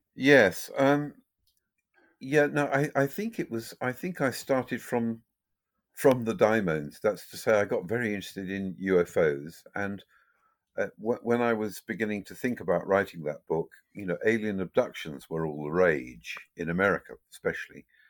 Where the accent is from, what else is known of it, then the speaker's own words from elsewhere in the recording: Ireland; me being Irish